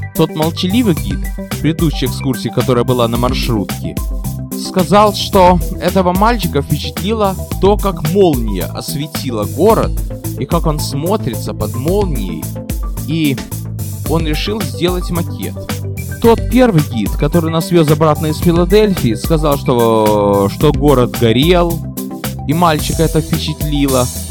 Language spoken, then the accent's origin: Russian; Odesa, Odesa Oblast, Ukraine; now in United States; родная Одесса